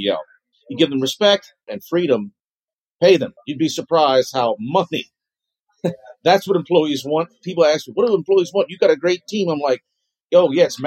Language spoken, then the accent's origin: English; Lafayette, Louisiana, United States; moved away as an adult; now in New Orleans, United States; I'm from the Lafayette area.